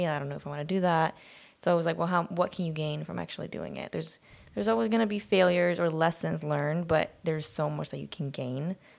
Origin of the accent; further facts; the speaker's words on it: Sweden; English is a second language; now in United States; My mom has a quote that we have lived with for years, because we moved here from Sweden a few years ago, which was a pretty major thing for all of us.